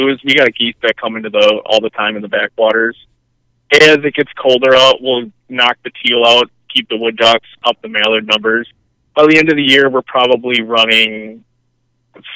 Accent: Horicon, Wisconsin, United States; I grew up in Horicon

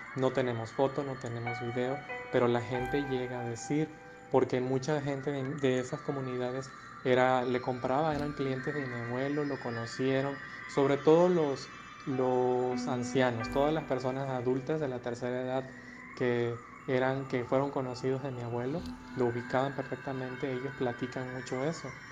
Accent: Mexico; nosotros acá en México

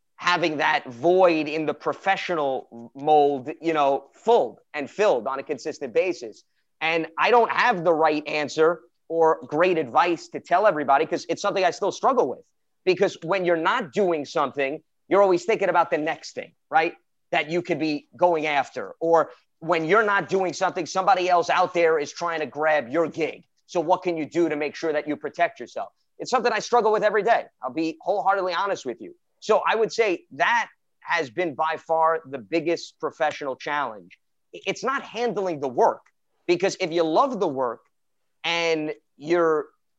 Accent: New York City, New York, United States; I was born and bred in Brooklyn, New York

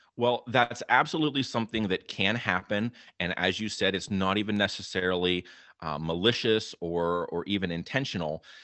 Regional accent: Clarion County, Western Pennsylvania, United States; moved away as an adult; now in New Jersey, United States; I grew up in Clarion County there in Western Pennsylvania myself

